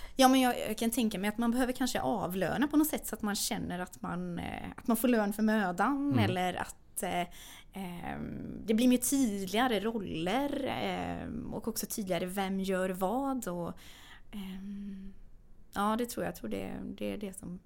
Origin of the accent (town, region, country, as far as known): Sweden; born or raised there; also born or lived in Lysekil; now in Stockholm, Sweden